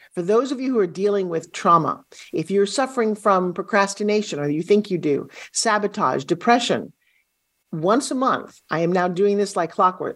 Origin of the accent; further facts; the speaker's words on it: New York, United States; also born or lived in California; now in Florida, United States; I'm from New York, spent years living in California.